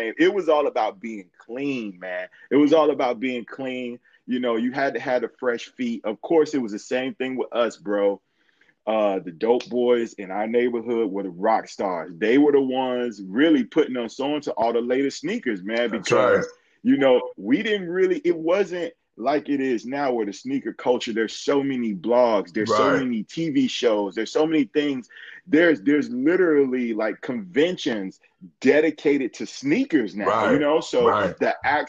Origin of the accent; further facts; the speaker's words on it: Atlanta, Georgia, United States; I'm from Atlanta, Georgia, born and raised.